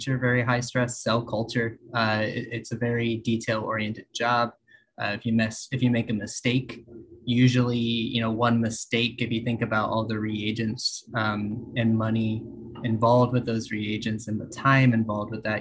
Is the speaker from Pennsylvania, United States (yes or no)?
no; west of Fort Worth, Texas, United States; moved away as an adult; also born or lived in Austin, Texas; now in California, United States; I grew up in Texas, west of Fort Worth. I spent 7 years in Austin